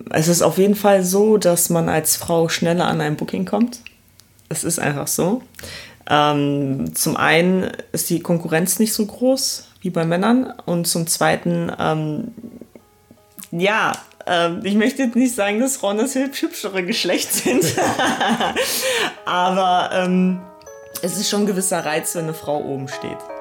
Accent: Essen, North Rhine-Westphalia, Germany; also born or lived in Poland; now in Cologne, Germany; aufgewachsen bin ich im Ruhrpott in Essen

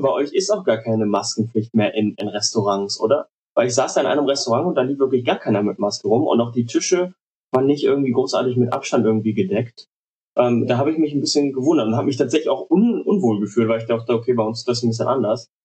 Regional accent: Cologne, North Rhine-Westphalia, Germany; Ich bin aus, äh, aus Köln

